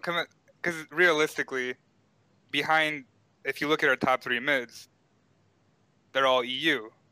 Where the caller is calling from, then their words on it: Illinois, United States; I'm calling from Illinois.